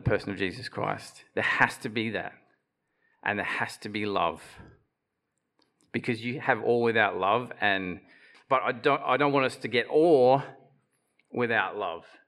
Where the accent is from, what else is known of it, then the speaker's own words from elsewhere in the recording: Bundaberg, Queensland, Australia; I grew up in Bundaberg in the revival fellowship there